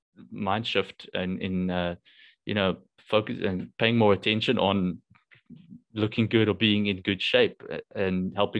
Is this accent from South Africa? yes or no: yes; South Africa; I'm South African